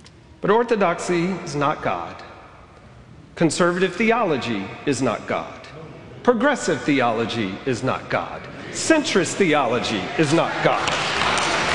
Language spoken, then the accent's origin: English; Alabama, United States; I grew up in Alabama